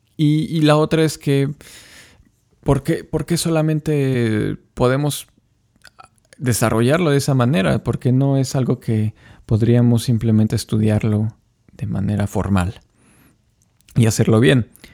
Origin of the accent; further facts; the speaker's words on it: Mexico; soy violinista mexicano